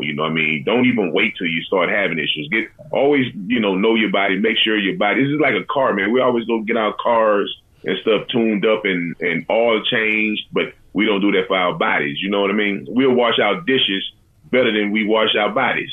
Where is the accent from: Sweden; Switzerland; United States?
United States; Galveston, Texas; growing up in Galveston, Texas